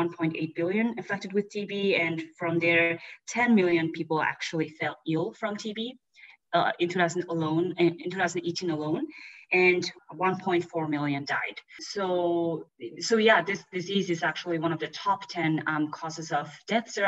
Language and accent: English; Mongolia; I grew up in Mongolia